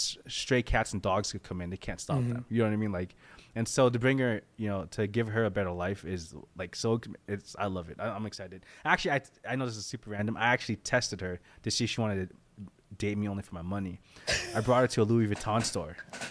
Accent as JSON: {"language": "English", "country": "Philippines", "said": "I'm not Mexican. I'm Filipino."}